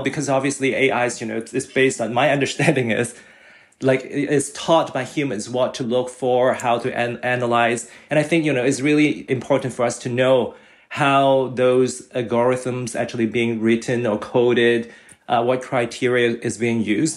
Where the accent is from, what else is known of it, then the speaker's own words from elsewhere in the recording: Hong Kong; now in Canada; I was born and raised in Hong Kong